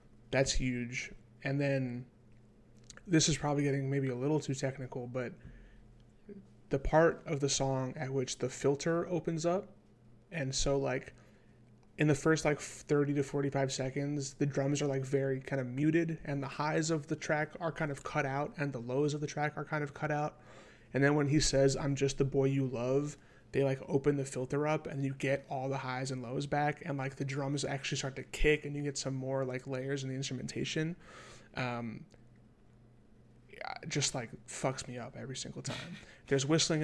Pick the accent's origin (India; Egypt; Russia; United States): United States; New York; I'm from New York